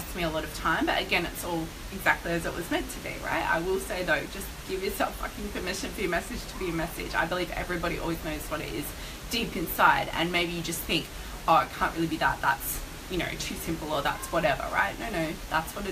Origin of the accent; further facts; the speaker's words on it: Melbourne, Victoria, Australia; I was in Melbourne, which is my hometown, and I was staying with my parents at the time